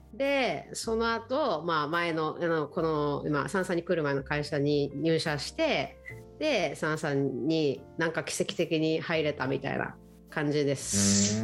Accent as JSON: {"language": "Japanese", "region": "Okinawa", "country": "Japan", "tie": "born or raised there", "also_born_or_lived": "Shanghai, China", "moved": "as an adult", "said": "私沖縄県沖縄市ってところ出身なんですけど"}